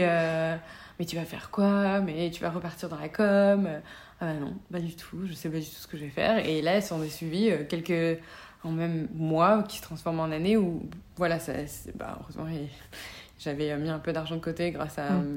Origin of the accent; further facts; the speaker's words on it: the South, Provence-Alpes-Côte d'Azur, France; moved away as an adult; also born or lived in Paris; je viens de, du Sud